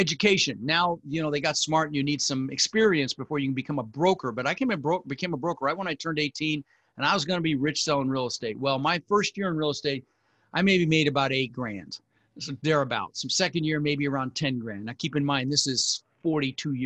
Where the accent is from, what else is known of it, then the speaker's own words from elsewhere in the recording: Denver, Colorado, United States; also born or lived in Netherlands; We ended up in Denver where we lived for the next 30 years